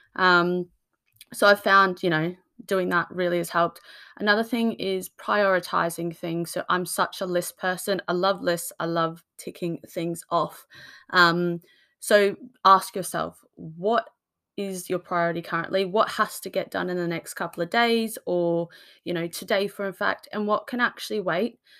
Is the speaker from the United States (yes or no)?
no; Australia; now in United Kingdom; I come from Australia, so I'm used to the sunshine